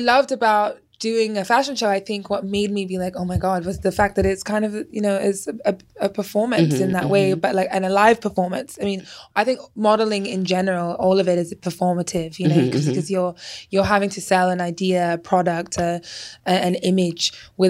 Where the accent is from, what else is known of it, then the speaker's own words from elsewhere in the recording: England, United Kingdom; now in United States; Because I mean, I came from England and we thought, I literally was like, it's the streets paved with gold over here.